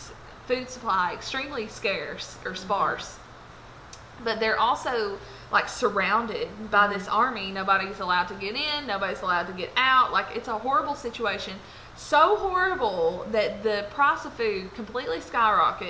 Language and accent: English; Lebanon, Tennessee, United States; I'm from Lebanon, Tennessee